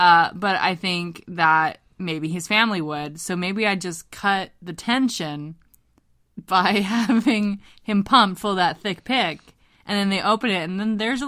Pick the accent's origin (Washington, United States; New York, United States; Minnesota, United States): Washington, United States; Longview; This first happened when I was a kid, and I used to live in Longview, Washington, and Longview, Washington has a mill, like a paper mill